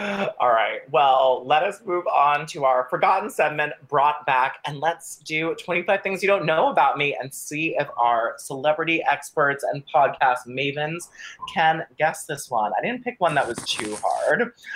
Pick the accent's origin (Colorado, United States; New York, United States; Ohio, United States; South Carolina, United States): Colorado, United States; born there; also born or lived in Connecticut / Barrington, Illinois / California; Number five, most people think I'm from California, but I've lived all over. I was born in Colorado, moved to Connecticut, back to Colorado, and then to Barrington, Illinois, before going to California.